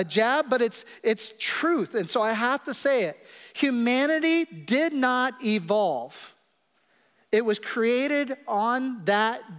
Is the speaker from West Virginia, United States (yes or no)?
no; Kansas City, Missouri, United States; I come from Kansas City and we eat meat a lot